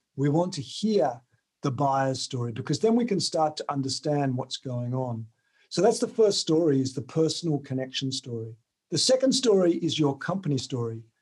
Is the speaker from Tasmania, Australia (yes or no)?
yes; Tasmania, Australia; moved away as an adult; also born or lived in United Kingdom; I grew up in Tasmania